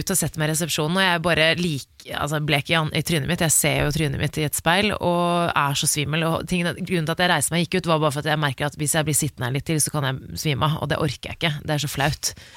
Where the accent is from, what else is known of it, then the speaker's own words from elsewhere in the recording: Oslo, Norway; Der hvor jeg vokste opp i Oscars gate